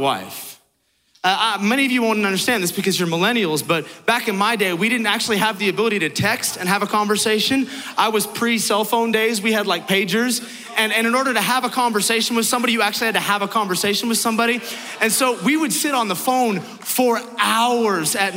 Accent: San Francisco, California, United States; I'm from San Francisco

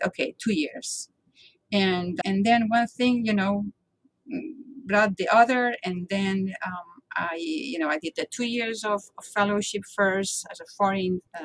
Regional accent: Barcelona, Catalonia, Spain; moved away as an adult; now in Boston, United States; I am from Barcelona, as I told you, and I never thought I was going to leave my home. Still now, my home is Barcelona, even though I live in Boston now for 27 years

